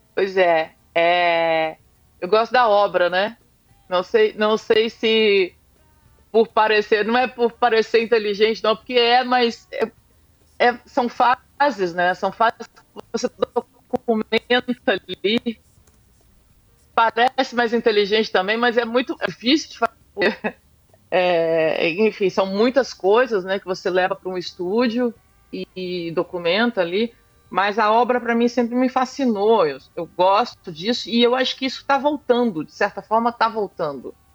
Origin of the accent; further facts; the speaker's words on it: Araguaia River, Mato Grosso, Brazil; eu sou mato-grossense, sou do Rio Araguaia.